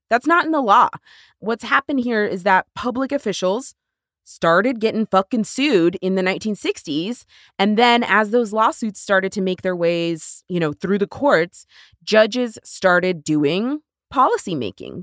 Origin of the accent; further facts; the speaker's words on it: Texas, United States; my home state of Texas